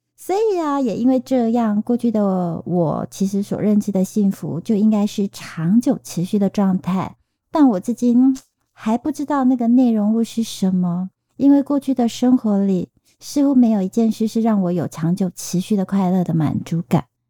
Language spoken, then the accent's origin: Chinese; Taiwan; accent: Taiwanese Mandarin (台湾国语); 我发现我现在开始有点台湾国语